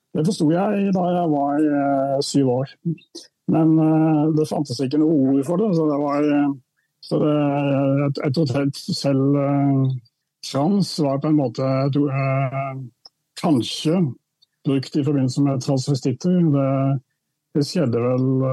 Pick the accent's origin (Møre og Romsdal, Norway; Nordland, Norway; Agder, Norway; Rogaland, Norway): Agder, Norway; Indre; da jeg var barn, så vokste jeg opp i en reformistisk eh, luthersk prestefamilie i Indre Agder